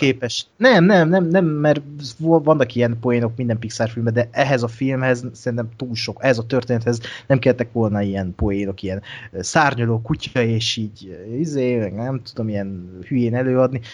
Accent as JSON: {"language": "Hungarian", "country": "Hungary", "said": "mint magyar embert"}